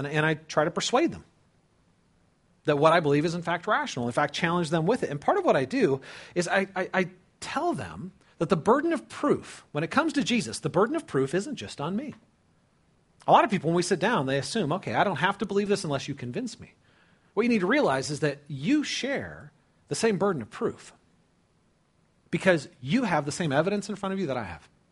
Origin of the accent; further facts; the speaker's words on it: California, United States; I grew up in California, okay? Uh, lived near the Pacific Ocean